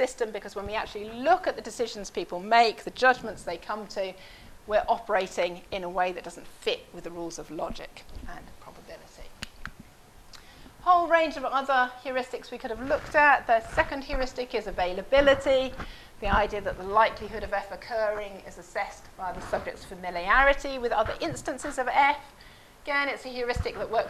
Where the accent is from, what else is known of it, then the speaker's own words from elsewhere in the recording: Oxford, South East England, United Kingdom; I'm from Oxford